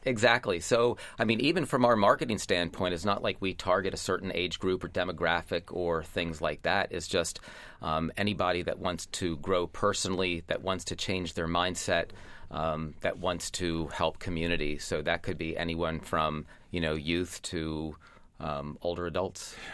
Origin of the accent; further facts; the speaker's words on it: Lancaster, Pennsylvania, United States; my hometown